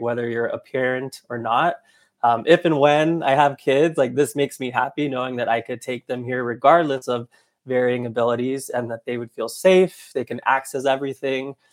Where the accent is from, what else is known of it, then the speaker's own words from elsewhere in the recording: Anaheim, California, United States; I'm originally from Anaheim, California, so I grew up going to Disneyland quite often